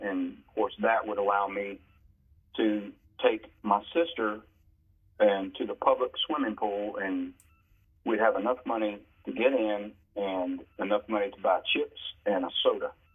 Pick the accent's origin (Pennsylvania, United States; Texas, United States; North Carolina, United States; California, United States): North Carolina, United States; Crowders Mountain; also born or lived in Johnsonville, South Carolina; when I was seven years old, my mom uh, took me and my sister, um, and we moved from Johnsonville, South Carolina, to Crowder's Mountain, North Carolina